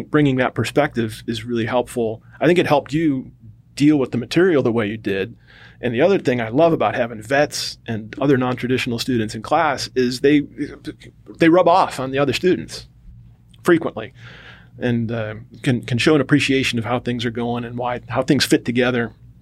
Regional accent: Cleveland, Ohio, United States; moved away as an adult; also born or lived in North Carolina; my experience growing up, and I'm from Cleveland, Ohio, or the suburbs outside of Cleveland

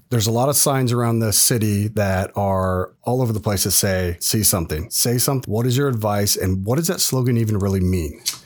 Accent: California, United States; now in Scottsdale, United States; I'm from California

